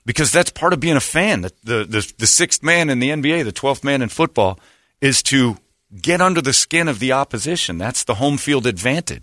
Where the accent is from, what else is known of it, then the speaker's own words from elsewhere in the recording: United States; also born or lived in Phoenix, Arizona; I'm an American